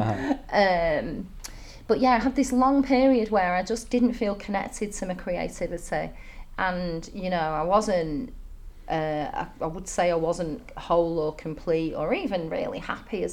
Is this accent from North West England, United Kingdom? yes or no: yes; Manchester, North West England, United Kingdom; moved away as an adult; also born or lived in Dalian, China; now in Chengdu, China; I come from Manchester